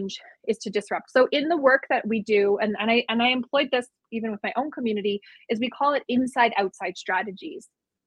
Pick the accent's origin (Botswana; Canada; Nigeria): Canada; who we are as Dene